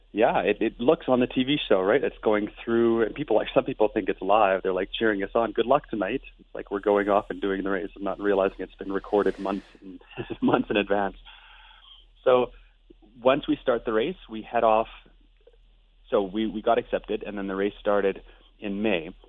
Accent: Lethbridge, Alberta, Canada; I'm from Lethbridge, Alberta

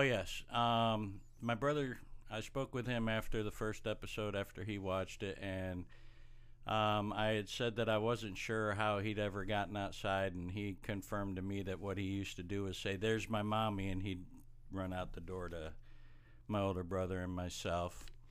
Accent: Watkins Glen, New York, United States; moved away; we grew up in Watkins Glen, New York.

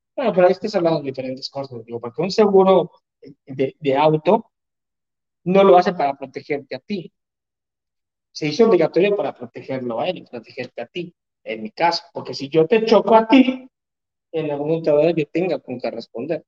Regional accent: Mexico; como buen mexicano, gasto más de lo que gano

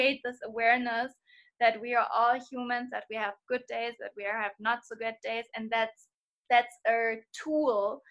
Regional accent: Hamburg, Germany; I'm from Hamburg, from Germany

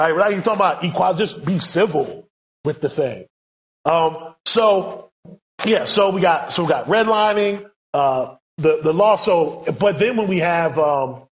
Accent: United States; we, as American missionaries

